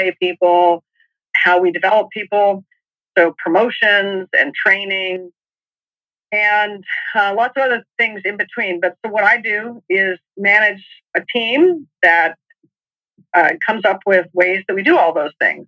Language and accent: English; New Mexico, United States; moved away as an adult; also born or lived in Massachusetts; I grew up in New Mexico, and came east.